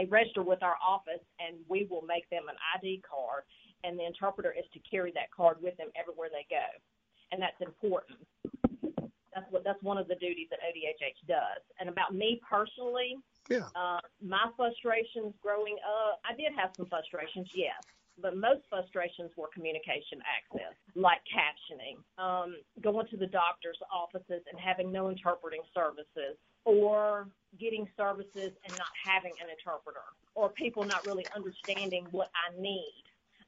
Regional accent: Massachusetts, United States; moved away as an adult; How I arrived here in Mississippi, first of all, I grew up in Massachusetts, and I moved here for a job opportunity as a VR counselor for the deaf.

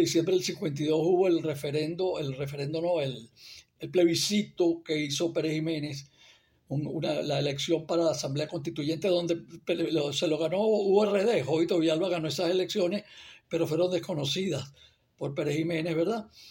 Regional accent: Barquisimeto, Lara, Venezuela; moved away; yo nací en Barquisimeto

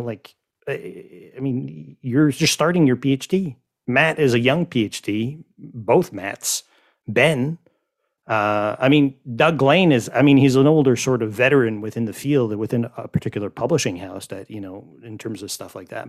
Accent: Quebec, Canada; also born or lived in Montreal; that's the French in me because I grew up in Quebec

